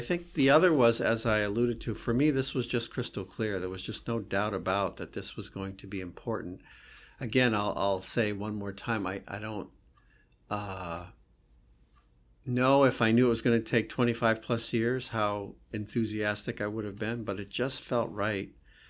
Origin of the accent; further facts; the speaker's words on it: Vermont, United States; I grew up in Vermont in a very sort of simple household.